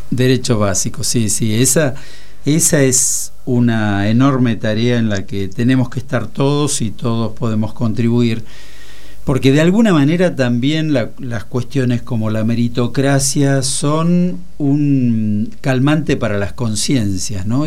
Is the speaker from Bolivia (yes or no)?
no; Aguilares, Tucumán, Argentina; also born or lived in Santa Fe; now in Buenos Aires, Argentina; yo soy tucumano además, viví muchos años en Santa Fe